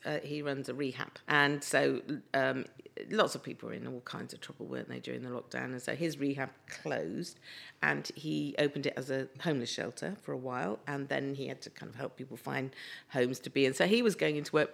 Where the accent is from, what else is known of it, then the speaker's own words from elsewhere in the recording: Cornwall or Devon, South West England, United Kingdom; I'm Cornish or from Devon